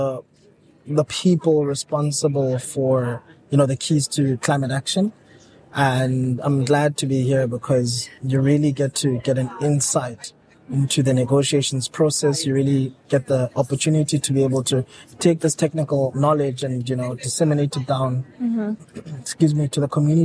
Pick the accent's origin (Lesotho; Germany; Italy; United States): Lesotho; I'm from the Kingdom of Lesotho, Southern Africa.